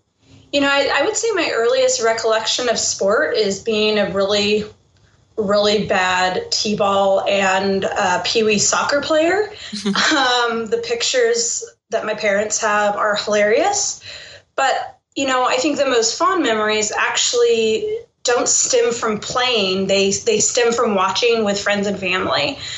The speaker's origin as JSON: {"language": "English", "region": "Northern California", "country": "United States", "tie": "born or raised there", "also_born_or_lived": "Detroit / Chicago", "moved": "as an adult", "lives_now": "Bay Area, United States", "said": "growing up in Northern California, I was probably the only Spurs fan that they didn't know that they had."}